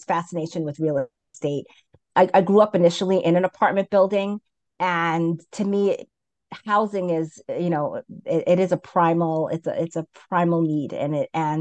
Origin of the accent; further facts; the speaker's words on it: New York City, New York, United States; also born or lived in Brooklyn; I grew up in Queens, and currently I live in Brooklyn